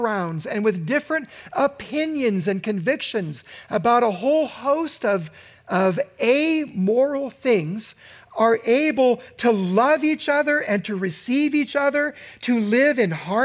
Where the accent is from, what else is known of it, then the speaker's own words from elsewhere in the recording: United States; in my lifetime as an American